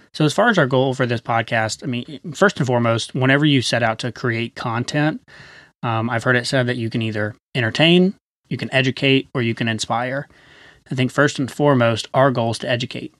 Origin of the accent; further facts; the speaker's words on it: Chattanooga, Tennessee, United States; moved away; We're originally from Chattanooga, Tennessee.